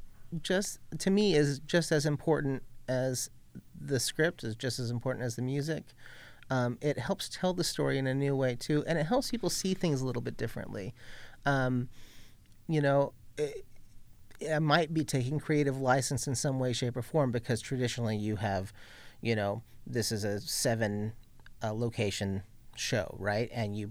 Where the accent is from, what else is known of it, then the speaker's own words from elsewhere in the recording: Ventura, California, United States; I grew up in Ventura, California